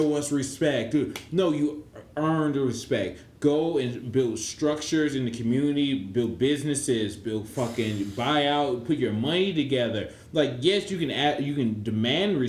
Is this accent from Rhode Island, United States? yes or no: no; Ohio, United States; I'm from Ohio